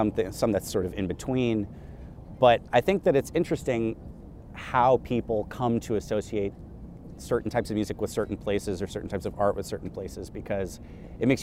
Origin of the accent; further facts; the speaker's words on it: New York City, New York, United States; I grew up in New York City.